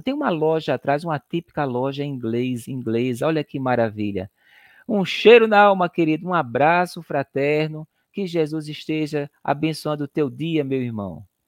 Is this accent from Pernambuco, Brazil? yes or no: yes; Recife, Pernambuco, Brazil; Eu e Sinara, nós somos de Recife, Pernambuco